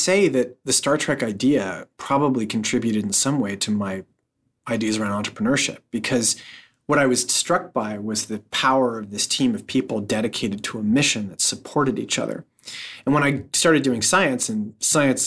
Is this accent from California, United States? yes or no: yes; just north of San Francisco, California, United States; I was born in San Francisco, and I was raised just north of San Francisco